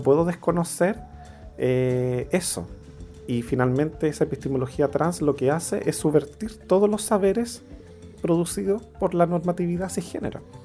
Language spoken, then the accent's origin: Spanish; Santiago, Santiago Metropolitan Region, Chile; moved away as an adult; also born or lived in Valparaíso, Chile; now in Buenos Aires, Argentina; Vengo de al otro lado de la cordillera, de Santiago de Chile. Eh, nací en Valparaíso, pero me crié en Santiago.